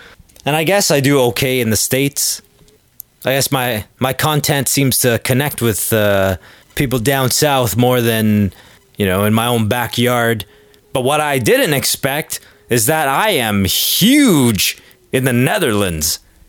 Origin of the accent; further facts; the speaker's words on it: Canada; I was just being Canadian and courteous there.